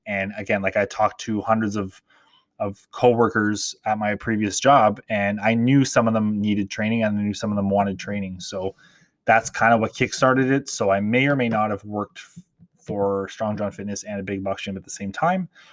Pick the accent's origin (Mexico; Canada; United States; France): Canada; Toronto, Ontario; growing up in Toronto, in Canada